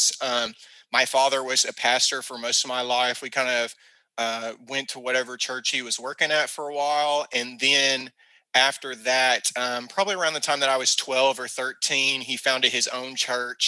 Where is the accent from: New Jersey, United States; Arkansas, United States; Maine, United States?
Arkansas, United States; Camden; accent: country twang; I come from South Arkansas. If my country twang wasn't enough to let you know, a little town called Camden